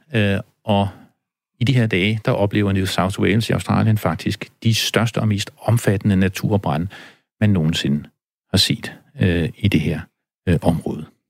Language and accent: Danish; Denmark; da jeg var barn på landet i Danmark